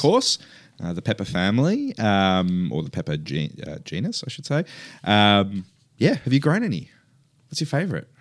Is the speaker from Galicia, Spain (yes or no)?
yes; near Padrón, Galicia, Spain; now in Australia; the northwest of S-, the Spanish Peninsula, um, where I'm from. Um, from a t, a town called Padron, which is very close to my hometown.